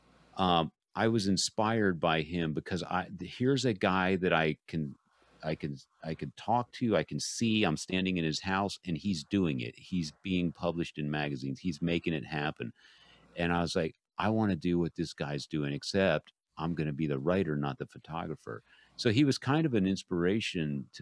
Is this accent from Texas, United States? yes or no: yes; San Antonio, Texas, United States; growing up in San Antonio